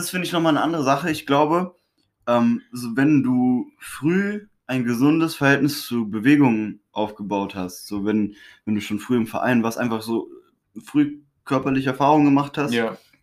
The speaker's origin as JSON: {"language": "German", "country": "Honduras", "tie": "born or raised there", "moved": "yes", "said": "ich bin in Honduras aufgewachsen"}